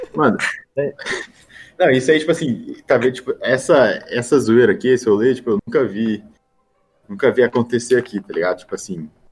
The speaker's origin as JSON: {"language": "Portuguese", "country": "Brazil", "moved": "yes", "lives_now": "Florida, United States", "said": "sou brasileiro"}